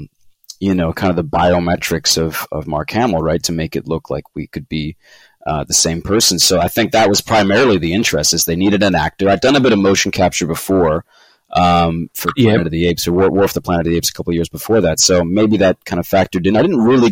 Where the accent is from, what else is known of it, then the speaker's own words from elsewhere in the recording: Vancouver, British Columbia, Canada; also born or lived in London, United Kingdom / Los Angeles, United States; I was born in London in the early 90s, and then my folks emigrated to Canada I think 93 or something like that, 92, 93. And so I was raised primarily here in Vancouver